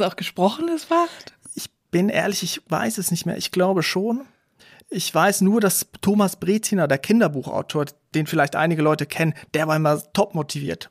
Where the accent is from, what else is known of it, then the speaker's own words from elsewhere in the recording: Aargau, Switzerland; moved away; ich bin in der Schweiz aufgewachsen